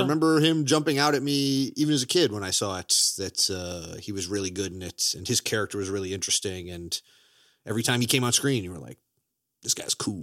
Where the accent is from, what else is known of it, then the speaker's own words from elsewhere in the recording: Chicago, Illinois, United States; also born or lived in Florida / Daytona Beach, Florida; I am from Chicago, Illinois, but, uh, I was born in Florida, and I've lived in Daytona Beach before